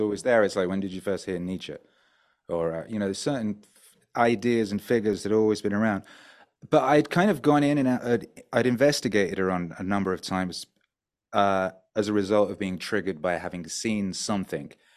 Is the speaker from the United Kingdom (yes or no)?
yes; North Wales, United Kingdom; also born or lived in West Bromwich, England; now in Mexico; I was born in the middle of the U K in the industrial wasteland of West Bromwich, uh, which is, yeah, it's an industrial wasteland. And then when I was, like, two, three, we moved to North Wales.